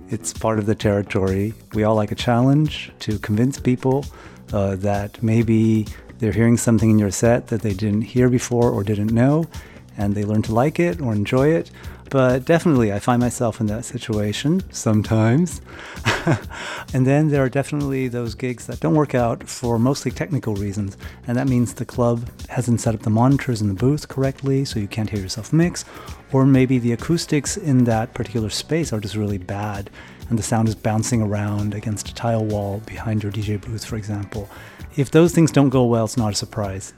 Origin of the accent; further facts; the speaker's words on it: California, United States; moved away as an adult; also born or lived in New York; now in Berlin, Germany; I'm originally from California, lived in New York for about 10 years, now in Berlin for about 15 years